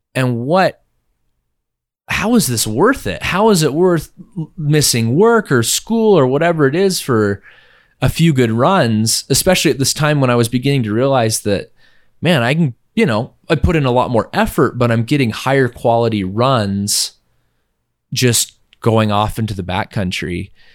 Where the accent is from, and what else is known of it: Logan, Utah, United States; born or raised there